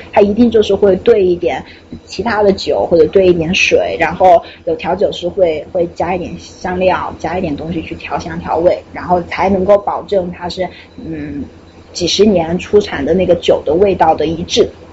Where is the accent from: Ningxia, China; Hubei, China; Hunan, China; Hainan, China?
Hubei, China; Wuhan; 作为土生土长的湖北武汉人